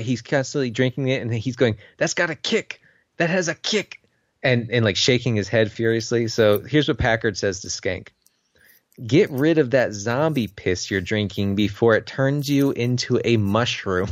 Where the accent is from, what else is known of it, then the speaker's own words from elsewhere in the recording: United States; I went to school in the United States